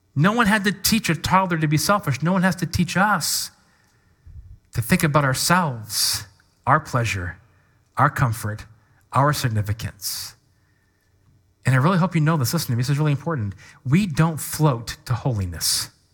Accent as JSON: {"language": "English", "region": "Washington", "country": "United States", "tie": "born or raised there", "also_born_or_lived": "Kentucky / Midwest", "moved": "yes", "said": "I grew up in Washington, so West Coast."}